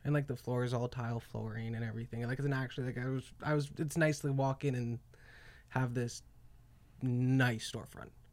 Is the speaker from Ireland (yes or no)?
no; Calgary, Alberta, Canada; I'm from Canada